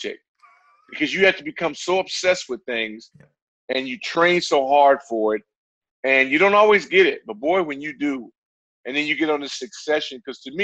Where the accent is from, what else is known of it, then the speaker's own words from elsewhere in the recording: Santa Ana, California, United States; my hometown of Santa Ana, California